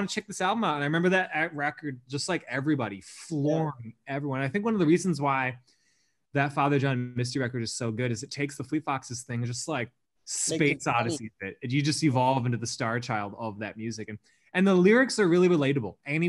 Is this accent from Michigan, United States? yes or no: yes; Upper Peninsula of Michigan, United States; moved away; also born or lived in Milwaukee; I'm from Upper Michigan